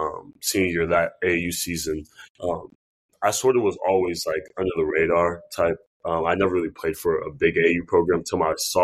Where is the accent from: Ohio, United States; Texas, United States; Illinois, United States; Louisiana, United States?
Ohio, United States; Cincinnati; I'm from Cincinnati, Ohio, born and raised.